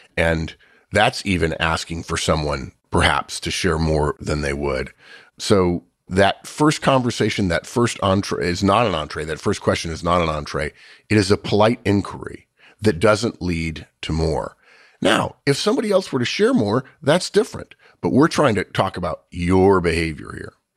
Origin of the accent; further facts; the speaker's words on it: United States; I'm an American